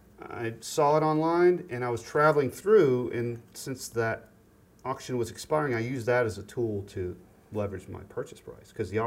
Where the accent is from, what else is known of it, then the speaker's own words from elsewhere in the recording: Tallahassee, Florida, United States; born there; now in Raleigh, United States; I was born in Tallahassee, Florida. Went to school ended up going to Birmingham, Alabama, and then school at Clemson, South Carolina.